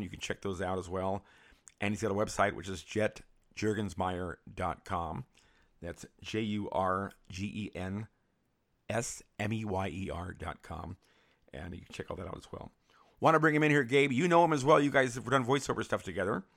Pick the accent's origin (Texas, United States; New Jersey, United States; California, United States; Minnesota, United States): California, United States; San Francisco; moved away; I grew up in San Francisco